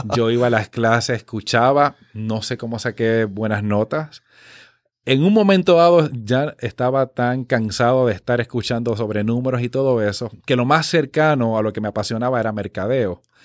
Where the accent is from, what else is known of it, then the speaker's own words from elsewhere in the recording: Dorado, Puerto Rico; also born or lived in Missouri; yo nací en el pueblo de Dorado